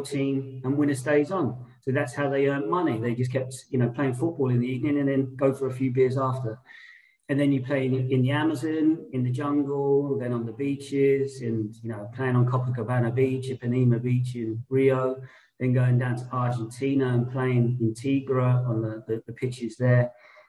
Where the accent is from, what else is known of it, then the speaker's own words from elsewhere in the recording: Portsmouth, South East England, United Kingdom; also born or lived in London; I went back to my hometown as a sports development officer for the local authority, Portsmouth